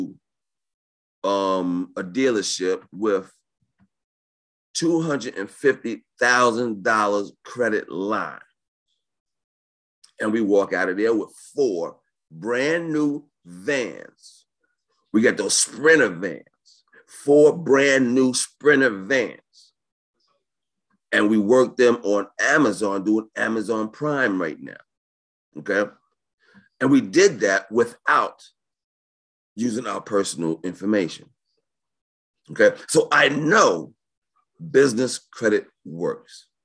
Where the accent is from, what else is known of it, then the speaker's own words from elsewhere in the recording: New York, United States; I'm from New York